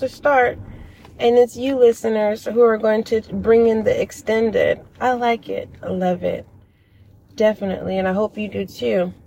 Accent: California, United States; I am from California

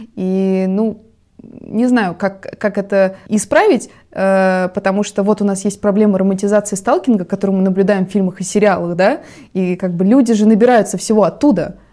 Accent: Russia; у нас на родине

